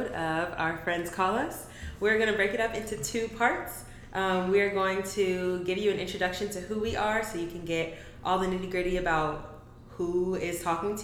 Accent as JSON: {"language": "English", "area": "suburb of Chicago", "region": "Illinois", "country": "United States", "tie": "born or raised there", "moved": "yes", "lives_now": "San Francisco Bay Area, United States", "said": "I am from a suburb of Chicago, so not the actual city"}